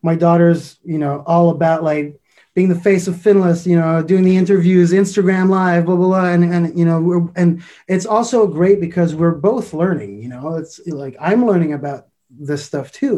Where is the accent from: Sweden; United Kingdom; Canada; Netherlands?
Canada; Montreal, Quebec; I'm from Montreal, Canada